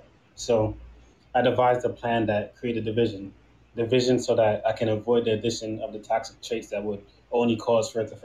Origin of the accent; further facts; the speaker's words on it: New York City, New York, United States; also born or lived in Trinidad / St. Thomas; now in Delaware, United States; Originally from Trinidad and St. Thomas. I grew up in New York, though, in Brooklyn, but I live in Delaware right now